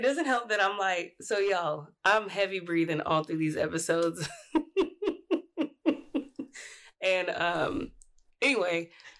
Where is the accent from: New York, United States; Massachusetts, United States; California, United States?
California, United States; now in Washington, United States; I'm from California.